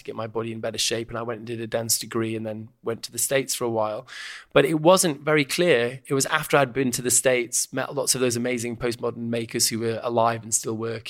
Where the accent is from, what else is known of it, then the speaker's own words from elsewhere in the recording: Stockport, North West England, United Kingdom; I grew up in Stockport, just outside Manchester, in the 70s and early 80s.